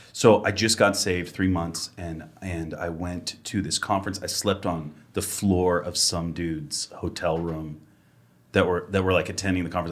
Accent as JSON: {"language": "English", "region": "Massachusetts", "country": "United States", "moved": "yes", "said": "I'm originally from Massachusetts"}